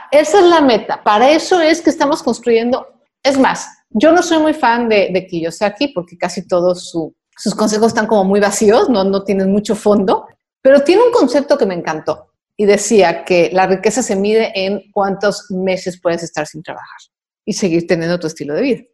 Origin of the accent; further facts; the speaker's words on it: Mexico; en mi país